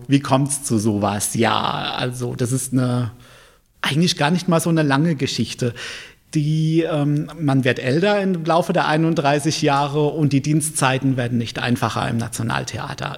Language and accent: German; Mannheim, Baden-Württemberg, Germany; moved away as an adult; also born or lived in Viernheim; now in Palatinate, Germany; geboren bin ich in Mannheim, Aufgewachsen bin ich äh, zum größten Teil in Kefferdal